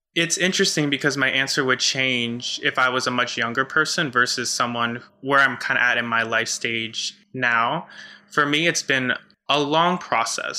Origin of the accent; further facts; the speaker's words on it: United States; I was raised in the Catholic Church in a very conservative part of the US